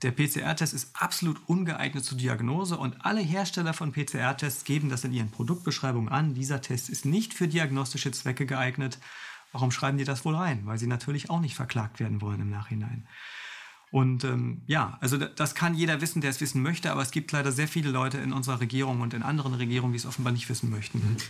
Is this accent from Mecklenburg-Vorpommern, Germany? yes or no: yes; Mecklenburg-Vorpommern, Germany; ich komme aus Mecklenburg-Vorpommern